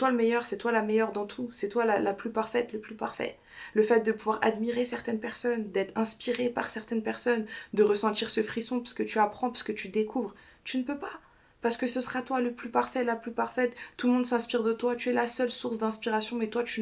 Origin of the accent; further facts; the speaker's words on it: United States; je l'ai fait en anglais parce que encore une fois je le répète je suis une américaine